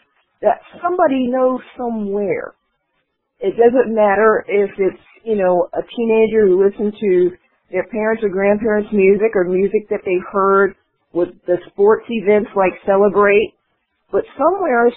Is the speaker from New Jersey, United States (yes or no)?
yes; New Brunswick, New Jersey, United States; I'm from New Brunswick